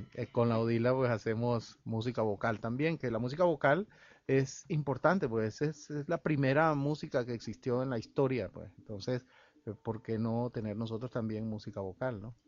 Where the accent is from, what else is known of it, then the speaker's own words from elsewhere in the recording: El Salvador; moved away as an adult; now in Venezuela; Yo vengo del El Salvador, nací en El Salvador, llegué aquí en plena juventud a los 24 años